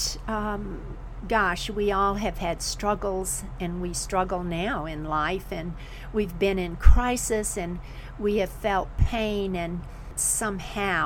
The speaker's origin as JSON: {"language": "English", "region": "the South", "country": "United States", "tie": "born or raised there", "also_born_or_lived": "Florida / South Carolina", "said": "I grew up in Florida and South Carolina"}